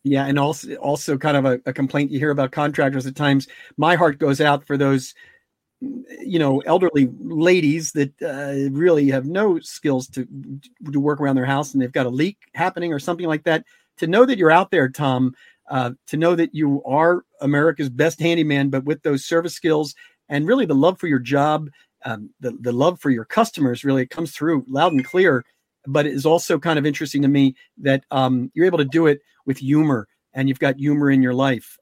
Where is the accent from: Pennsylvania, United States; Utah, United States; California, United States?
Pennsylvania, United States; Delco; people from Delco